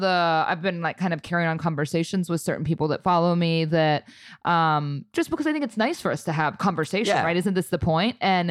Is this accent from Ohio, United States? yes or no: yes; Ohio, United States; I mean, I'm from Ohio